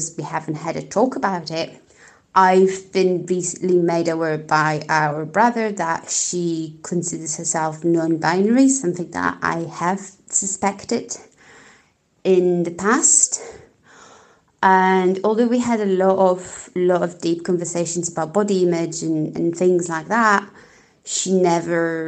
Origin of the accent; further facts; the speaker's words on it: Poland; English is a second language; now in Portugal; I am from Poland, living in Portugal